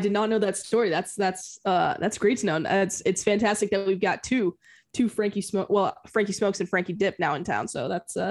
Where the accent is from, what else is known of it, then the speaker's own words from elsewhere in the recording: Dallas, Texas, United States; Born and raised in Dallas.